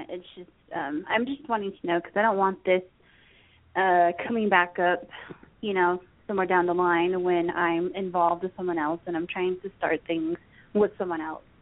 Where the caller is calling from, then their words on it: Arizona, United States; I'm calling from Arizona.